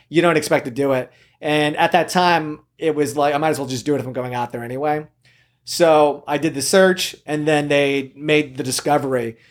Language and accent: English; Camarillo, California, United States; also born or lived in South Korea; I was raised in Southern California, Ventura, Camarillo area. I grew up there